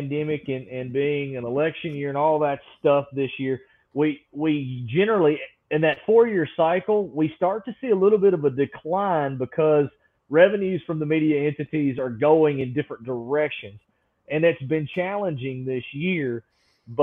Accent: Alabama, United States; I was born and raised in Alabama

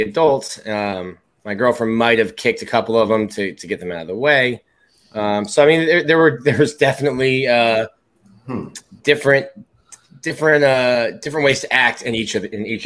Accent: South Florida, United States; now in Gainesville, United States; Growing up in South Florida

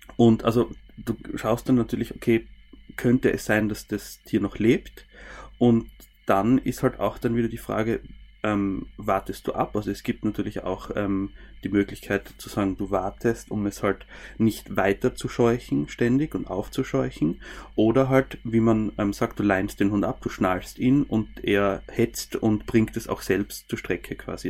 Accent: Styria, Austria; Bei uns in der Steiermark

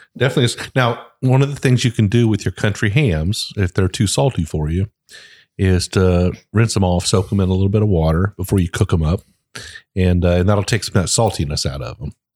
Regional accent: Ohio, United States; I'm from Ohio. I mean, I I grew up eating biscuits.

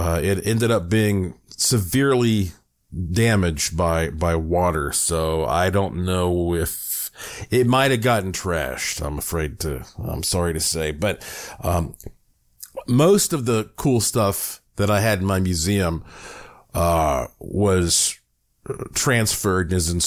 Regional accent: Asheville, North Carolina, United States; now in Las Vegas area, United States; I was born and raised in Asheville, North Carolina.

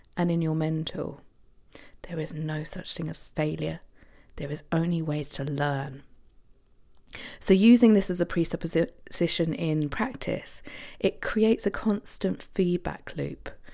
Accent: Isle of Wight, South East England, United Kingdom; on the Isle of Wight, my hometown

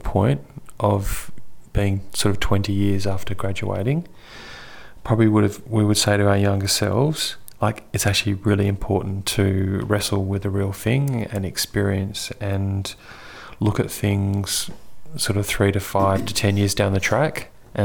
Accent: Perth, Western Australia, Australia; growing up in Perth, it's kind of like the most isolated

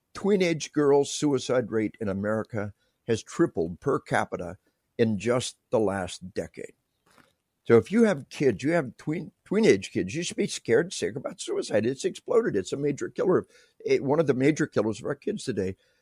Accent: Arkansas, United States; I tell people we are from Arkansas

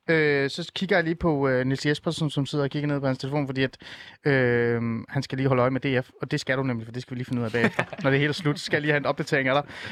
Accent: North Zealand, Capital Region of Denmark, Denmark; born or raised there

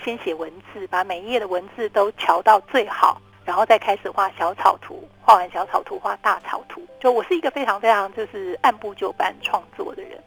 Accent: Taiwan; 就是因为我们都在台湾长大的

